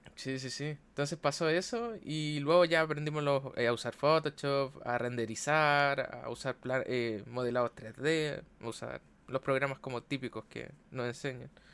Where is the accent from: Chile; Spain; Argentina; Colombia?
Chile; tengo 24 años, soy chileno